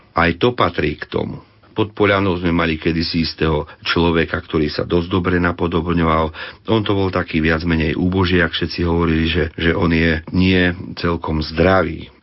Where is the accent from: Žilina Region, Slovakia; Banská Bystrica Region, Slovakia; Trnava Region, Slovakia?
Banská Bystrica Region, Slovakia; Detva; also born or lived in Trhanová (Podkriváň); som z Detvy, rodák z Podpoľany, narodený na Trhanovej